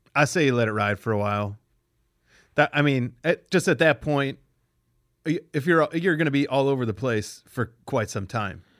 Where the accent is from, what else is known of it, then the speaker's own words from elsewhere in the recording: Pennsylvania, United States; moved away; also born or lived in Cleveland; I'm from Pennsylvania.